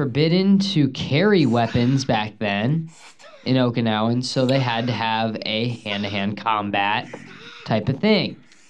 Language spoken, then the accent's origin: English; Dominican Republic; Yes, I am from the Dominican Republic.